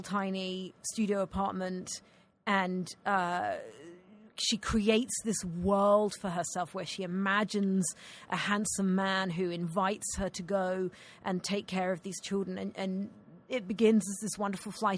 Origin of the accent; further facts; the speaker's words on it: United Kingdom; accent: Scottish; moved away; I'm a Brit